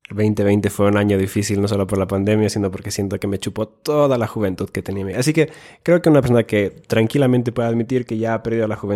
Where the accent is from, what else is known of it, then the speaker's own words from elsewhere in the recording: Finland; Spanish is a second language; also born or lived in Ecuador; tengo 27 años, soy nacido en Finlandia, he vivido en Ecuador y a veces como finlandés pienso que quizás los ecuatorianos y la cultura latina comienzan su vida adulta demasiado tarde?